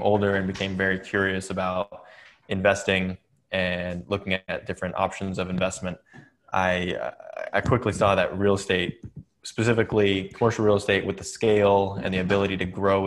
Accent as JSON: {"language": "English", "town": "Atherton", "region": "California", "country": "United States", "tie": "born or raised there", "said": "I grew up in Silicon Valley, California"}